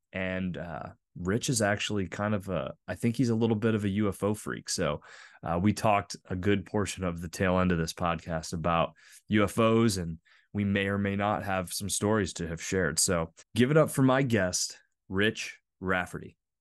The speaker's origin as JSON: {"language": "English", "region": "northwestern Pennsylvania", "country": "United States", "tie": "born or raised there", "also_born_or_lived": "Butler County, Pennsylvania", "said": "I grew up in the northwestern part of Pennsylvania, I live in Butler County now, just north of Pittsburgh"}